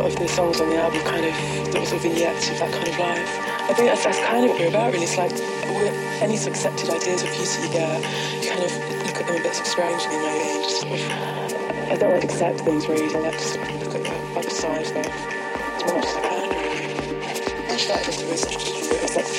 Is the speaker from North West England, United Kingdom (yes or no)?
no; Ilford, London, United Kingdom; I grew up in Ilford, sort of East London suburbs